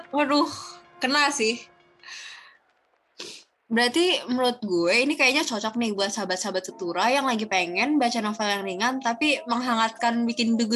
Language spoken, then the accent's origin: Indonesian; Surakarta, Central Java, Indonesia; balik ke Solo kan kebetulan kampung aku di Solo kan ya